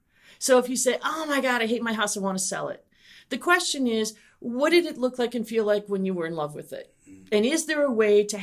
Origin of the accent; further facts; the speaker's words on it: Midwest, United States; And they found out I was from the Midwest.